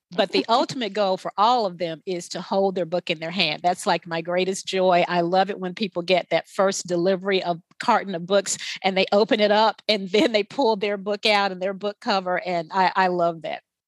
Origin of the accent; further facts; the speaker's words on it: the South, United States; I'm from the South